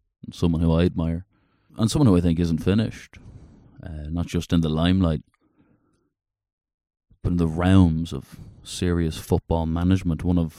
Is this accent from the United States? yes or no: no; Dublin, Leinster, Ireland; I'm an Irishman, yeah.